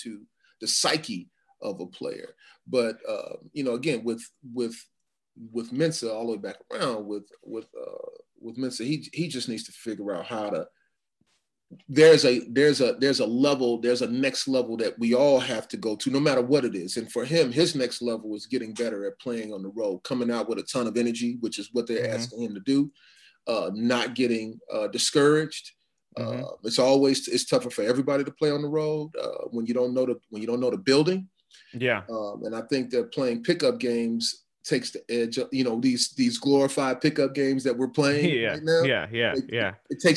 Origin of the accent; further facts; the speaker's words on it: Chicago, Illinois, United States; I'm a Chicago kid, man. Chicago's a tough place